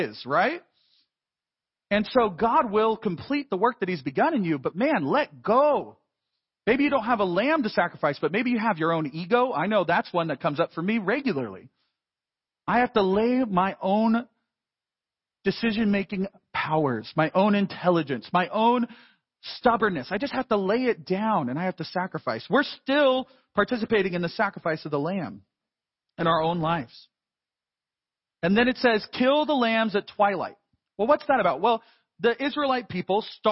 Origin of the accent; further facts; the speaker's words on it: United States; as American Christians